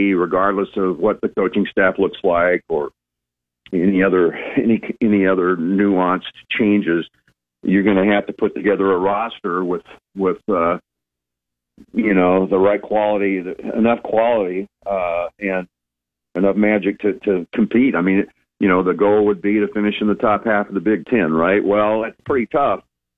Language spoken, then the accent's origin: English; Lincoln, Nebraska, United States; I grew up in Lincoln years ago